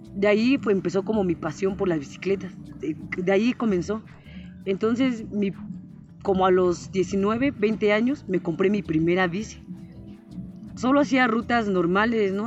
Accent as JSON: {"language": "Spanish", "town": "Temoaya", "region": "State of Mexico", "country": "Mexico", "tie": "born or raised there", "also_born_or_lived": "San Pablo", "moved": "yes", "said": "soy originaria de Temuaya"}